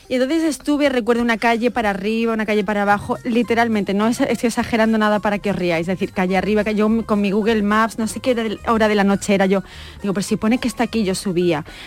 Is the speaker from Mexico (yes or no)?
no; Madrid, Community of Madrid, Spain; yo es que soy de Madrid, ¿verdad?